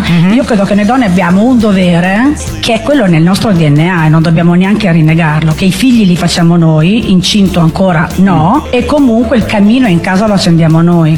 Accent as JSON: {"language": "Italian", "region": "Emilia-Romagna", "country": "Italy", "said": "io sono emiliana"}